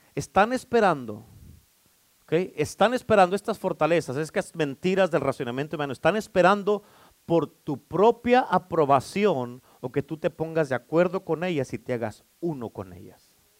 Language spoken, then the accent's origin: Spanish; Mexico; ya no somos hispanos, ya no somos mexicanos, somos cristianos